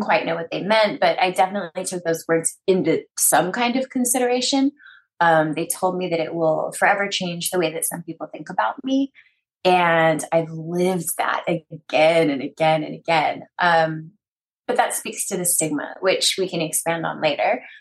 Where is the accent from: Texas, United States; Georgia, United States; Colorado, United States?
Texas, United States; East; I come from East Texas. I was raised very conservatively.